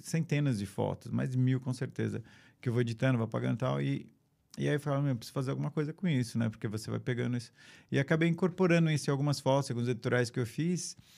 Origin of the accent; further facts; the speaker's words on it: São Paulo, Brazil; moved away as an adult; also born or lived in São Caetano do Sul, Brazil / California, United States; eu nasci em São Caetano do Sul, sou de São Paulo, cresci, cresci em São Paulo